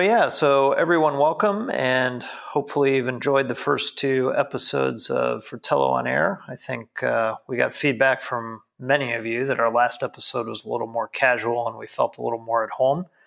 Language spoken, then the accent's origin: English; United States; now in Frankfurt, Germany; as an American